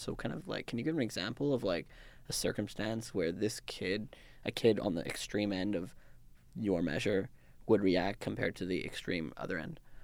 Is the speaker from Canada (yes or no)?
yes; Canada; also born or lived in Vancouver; I grew up in Canada. I'm used to North American culture